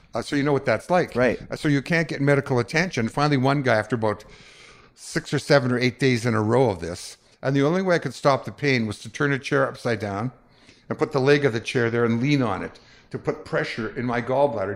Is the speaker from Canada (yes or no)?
yes; Winnipeg, Manitoba, Canada; growing up in Winnipeg, after the war